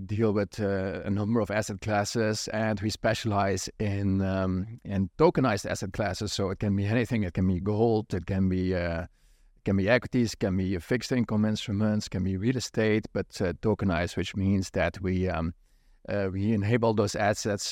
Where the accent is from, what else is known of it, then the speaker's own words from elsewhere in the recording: Netherlands; moved away; I grew up in Holland